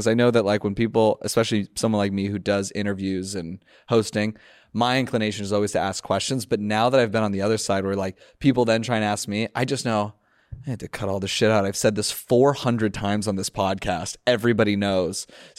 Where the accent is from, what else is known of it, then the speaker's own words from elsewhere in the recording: Los Angeles, California, United States; No, I grew up in the Valley, Los Angeles.